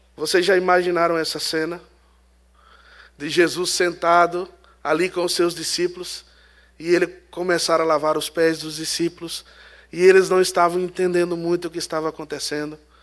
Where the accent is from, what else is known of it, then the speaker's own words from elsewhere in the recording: Northeast Region, Brazil; Eu sou do Nordeste